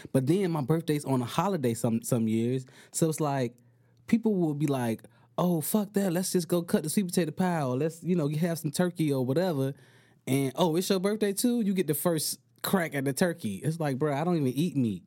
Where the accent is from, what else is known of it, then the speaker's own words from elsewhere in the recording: Miami, Florida, United States; moved away as an adult; now in California, United States; I live, I'm from Miami, Florida